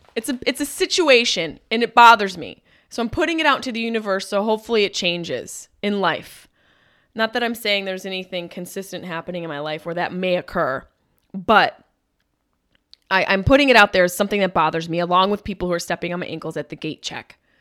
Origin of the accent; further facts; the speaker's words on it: Syracuse, New York, United States; at the Syracuse Funny Bone. We sold out both shows, which is so great to do that in my hometown.